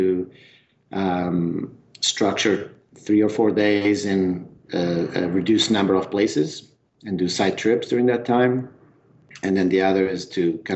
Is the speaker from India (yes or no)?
no; Trás-os-Montes, northern Portugal, Portugal; accent: northern mountain accent; moved away as an adult; also born or lived in Lisbon; I'm from the north of Portugal. My home province is called Trás os Montes